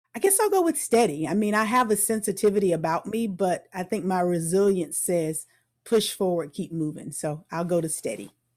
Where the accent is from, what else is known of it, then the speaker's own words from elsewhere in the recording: Tampa, Florida, United States; also born or lived in Orlando, Florida / Atlanta, Georgia / Macon, Georgia; I was born in Tampa, Florida. So, I'm a native Floridian